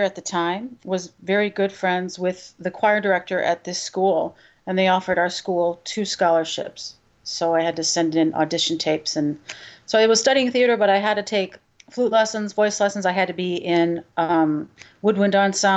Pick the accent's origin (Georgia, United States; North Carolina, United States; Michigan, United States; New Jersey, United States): Michigan, United States; Stevensville; moved away as an adult; also born or lived in Pepperdine University (California); now in Chicago, United States; the public school where I grew up in Stevensville, Michigan